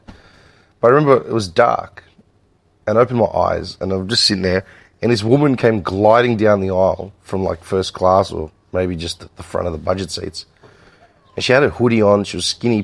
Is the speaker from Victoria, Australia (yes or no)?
yes; Melbourne, Victoria, Australia; growing up in Melbourne, I mean, we've always been surrounded by Greeks